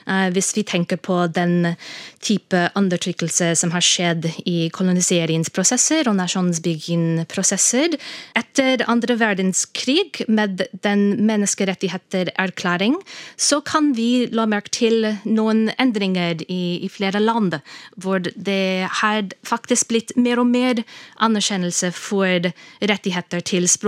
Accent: United States; Så for eksempel i USA, der jeg vokste opp, så var det i 1990 urfolk-språkbrukere fikk en slags anerkjennelse.

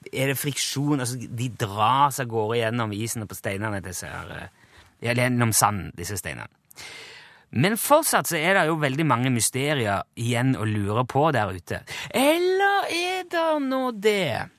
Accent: Rogaland, Norway; now in Trøndelag, Norway; Jeg har vært hjemme i Rogaland.

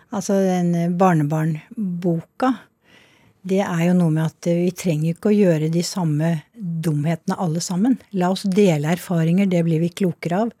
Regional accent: Snertingdal, Innlandet, Norway; jeg vokste jo opp delvis i Snertingdal

